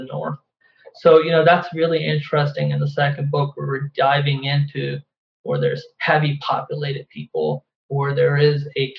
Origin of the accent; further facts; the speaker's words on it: Pakistan; my experiences as growing up in Pakistan